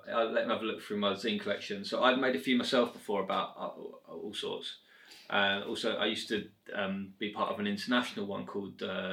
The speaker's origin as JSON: {"language": "English", "area": "Hertfordshire", "region": "East of England", "country": "United Kingdom", "said": "we're both from Hertfordshire."}